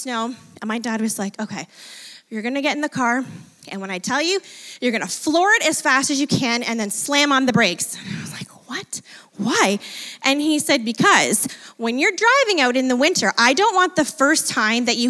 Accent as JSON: {"language": "English", "town": "Fort Erie", "region": "Ontario", "country": "Canada", "tie": "born or raised there", "said": "I grew up in Ridgeway, Fort Erie area"}